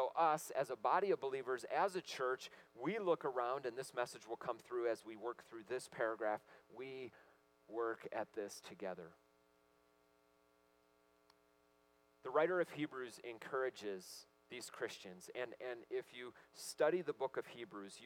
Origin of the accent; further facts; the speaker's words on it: Michigan, United States; I grew up in Michigan, and all my relatives, lots of them went to Michigan State